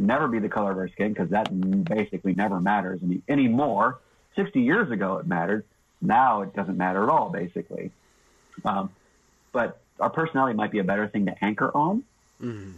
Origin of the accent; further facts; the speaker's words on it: the South, United States; I'm a Southerner